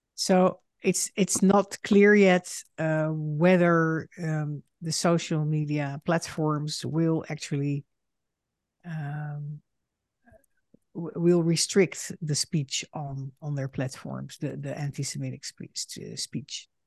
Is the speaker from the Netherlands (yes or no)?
yes; Netherlands; moved away as an adult; now in United States; I am a Dutch Jew and a daughter of Holocaust survivors. In two thousand six, I emigrated to the United States